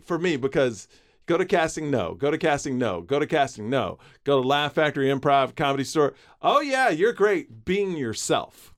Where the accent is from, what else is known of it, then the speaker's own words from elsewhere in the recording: Houston, Texas, United States; Where I grew up in Houston